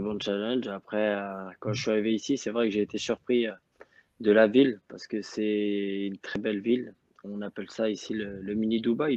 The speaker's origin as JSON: {"language": "French", "area": "Rouen / Le Havre area", "region": "Normandy", "country": "France", "tie": "born or raised there", "moved": "as an adult", "lives_now": "Azerbaijan", "said": "j'avais vingt-six ans, où j'étais toujours resté dans, dans ma région natale"}